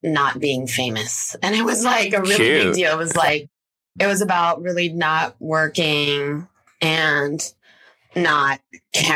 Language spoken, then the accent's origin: English; Los Angeles, California, United States; I'm from LA.